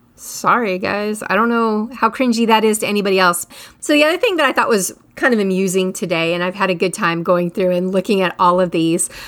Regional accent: United States; I'm American.

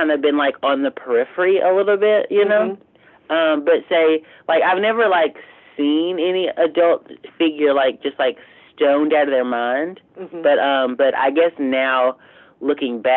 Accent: southeastern Arkansas, United States; moved away as an adult; also born or lived in Fayetteville, Arkansas; So I'm from Arkansas, but like I'm from like straight laced southern eastern Arkansas, with like, you know, on the side of a river and, you know, swamps

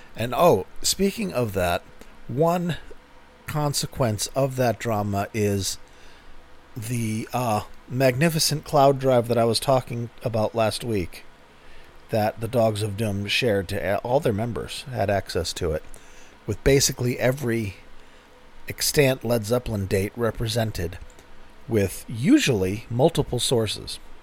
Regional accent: United States; I'm an American.

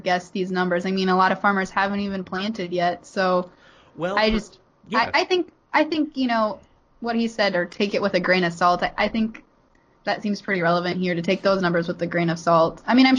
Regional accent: Columbus Junction, Iowa, United States; born or raised there

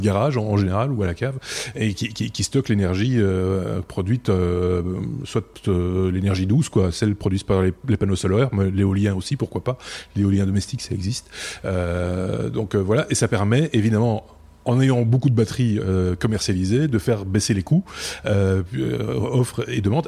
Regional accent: Belgium; près de chez nous, en Belgique

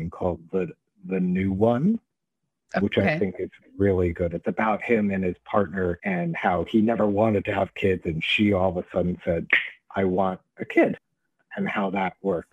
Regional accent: New York, United States; I'm from New York and I'm Jewish.

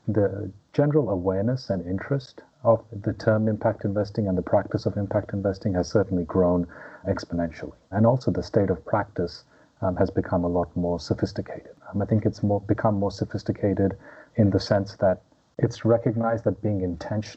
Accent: Melbourne, Victoria, Australia; also born or lived in India; I was born in India, but grew up in Melbourne and went to Melbourne Uni.

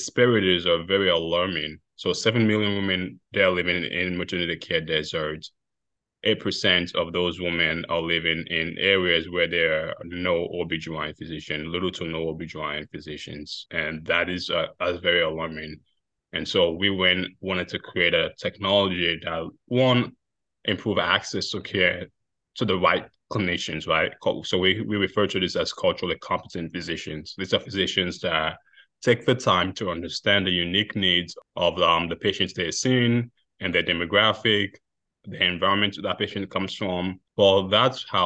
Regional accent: Sierra Leone; moved away; my home country, Sierra Leone.

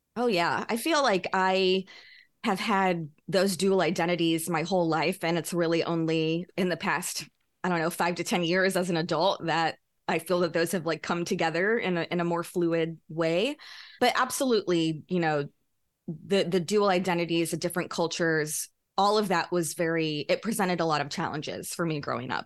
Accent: Louisiana, United States; moved away as an adult; now in New York, United States; I have a lot of great friends still from my childhood growing up in Louisiana.

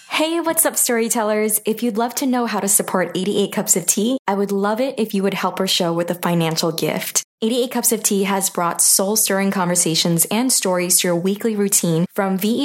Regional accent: New York, United States; I was born and raised in New York

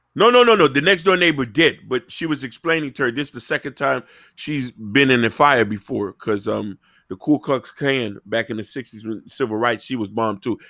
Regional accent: Miami, Florida, United States; growing up in Miami

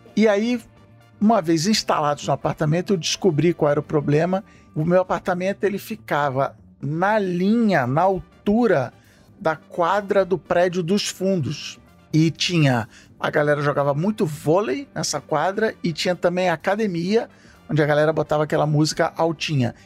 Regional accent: Rio de Janeiro, Brazil; eu morei a minha vida inteira na Ilha do Governador

